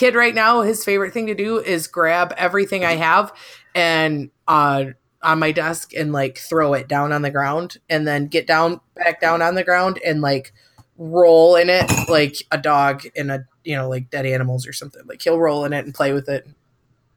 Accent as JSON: {"language": "English", "region": "Michigan", "country": "United States", "tie": "born or raised there", "moved": "yes", "lives_now": "Iowa, United States", "said": "I grew up 20 miles away from where this conference is being held"}